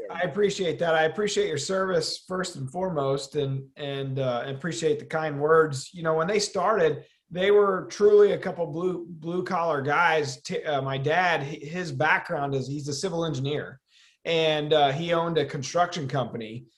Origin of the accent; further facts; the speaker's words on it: Midwest, United States; we grew up in the Midwest and we're just a Midwestern company